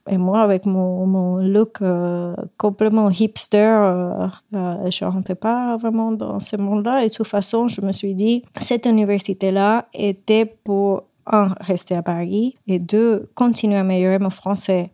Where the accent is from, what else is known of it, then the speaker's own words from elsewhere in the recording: Puerto Rico; French is a second language; moved away as an adult; now in France; je viens de Porto Rico